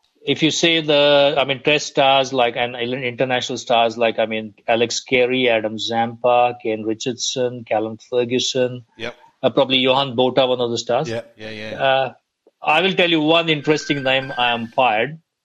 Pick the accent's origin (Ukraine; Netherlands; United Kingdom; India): India; I'm from India.